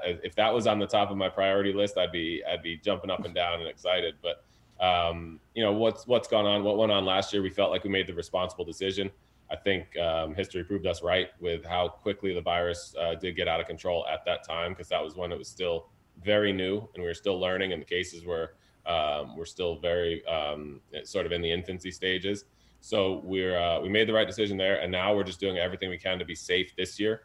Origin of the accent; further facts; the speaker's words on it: Fairfield, Connecticut, United States; also born or lived in New York / Harlem, New York; I was born in New York and probably learned to play a little bit in Harlem, where it's ninety-five to ninety-eight percent minority community. And then I moved to Fairfield, Connecticut